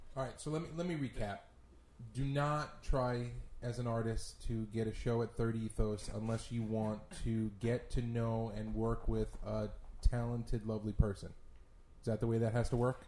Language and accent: English; New York City, New York, United States; Growing up in Brooklyn